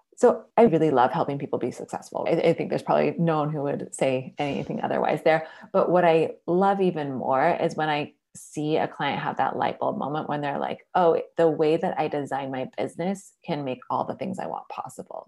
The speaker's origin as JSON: {"language": "English", "town": "Seattle", "region": "Washington", "country": "United States", "moved": "yes", "lives_now": "Portland, United States", "said": "I'm originally from Seattle, Washington. I've been living in Portland, Oregon for more than a decade, so that's home now"}